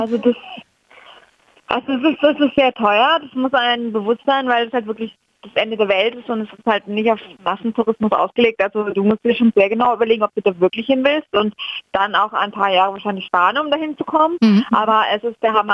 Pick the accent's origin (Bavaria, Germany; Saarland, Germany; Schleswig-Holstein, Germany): Bavaria, Germany; Franconia; ich komme aus Franken